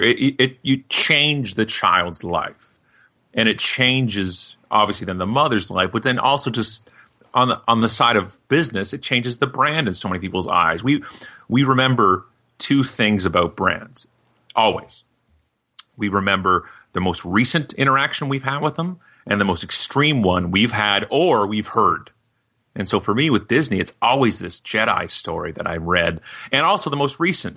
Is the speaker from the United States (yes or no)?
no; Canada; we're from Canada